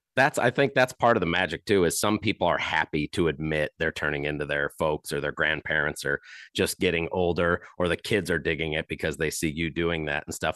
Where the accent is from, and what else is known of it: Chesterton, Indiana, United States; born or raised there